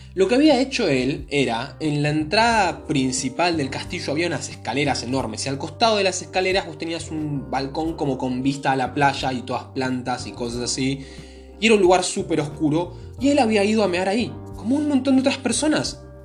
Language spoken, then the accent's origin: Spanish; Argentina; soy argentino